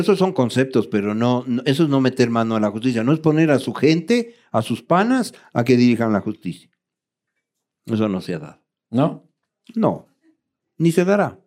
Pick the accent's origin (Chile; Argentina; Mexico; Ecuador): Ecuador